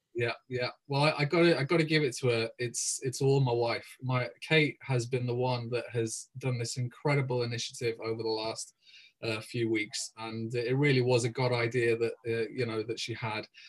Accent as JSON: {"language": "English", "region": "England", "country": "United Kingdom", "also_born_or_lived": "Cardiff / Caerphilly", "moved": "as an adult", "lives_now": "Wales, United Kingdom", "said": "I'm English myself"}